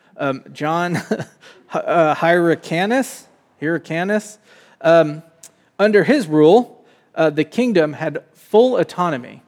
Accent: United States; as an American

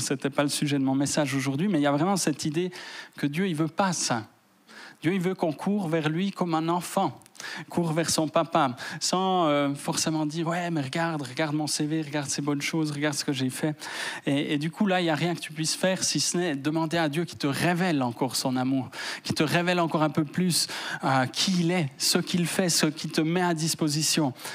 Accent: Fribourg, Switzerland; je viens de Fribourg

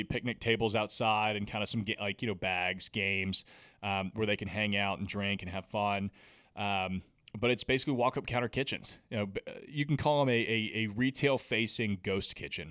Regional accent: Nashville, Tennessee, United States; I'm from Nashville, the city's given me so much

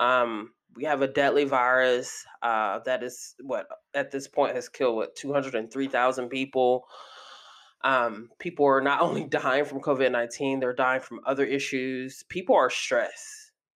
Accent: Athens, Georgia, United States; my hometown, uh, Athens, Georgia, a very small town

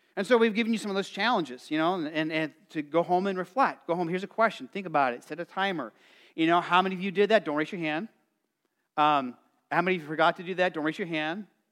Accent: Arizona, United States; growing up in Arizona, it felt like you were in an oven

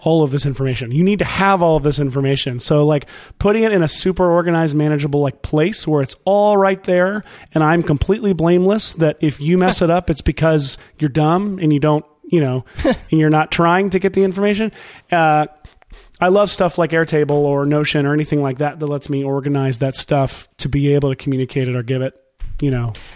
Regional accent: Nashville, Tennessee, United States; I'm from Nashville, here in Nashville, Tennessee

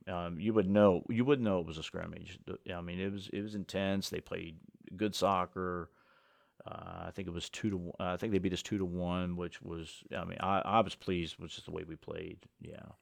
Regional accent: Washington County, Maryland, United States; I grew up in Washington County

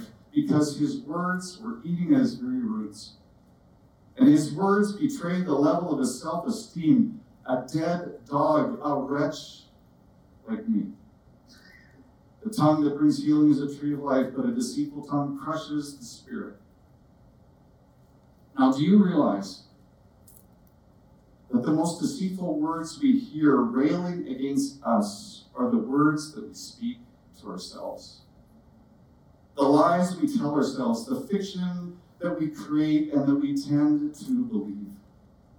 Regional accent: Canada; accent: Canadian; my Canadian accent

